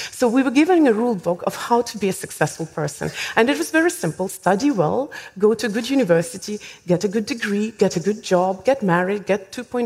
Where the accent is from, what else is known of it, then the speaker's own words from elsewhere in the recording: Estonia; I was born in Soviet Union. In fact, I was 14 when Soviet Union collapsed. So I went through the schooling system in the Soviet system. Of course, the last few years, it was, technically speaking, independent Estonia